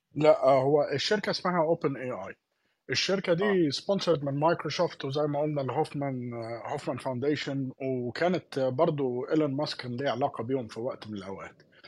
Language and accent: Arabic; Palestine; احنا الاثنين فلسطينيه